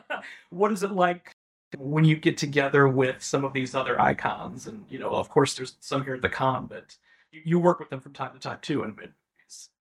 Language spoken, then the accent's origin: English; Midwest, United States; I'm a Midwesterner as well